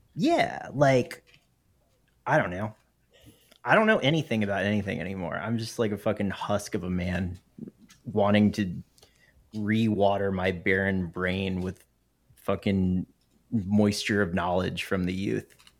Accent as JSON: {"language": "English", "region": "the South", "country": "United States", "tie": "born or raised there", "said": "I grew up in the South"}